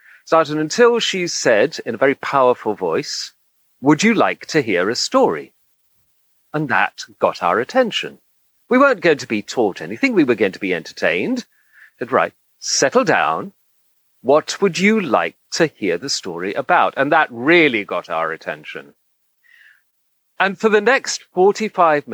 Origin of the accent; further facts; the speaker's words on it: Egypt; moved away as an adult; I grew up in Egypt. I spent my formative years there between 6 and 18.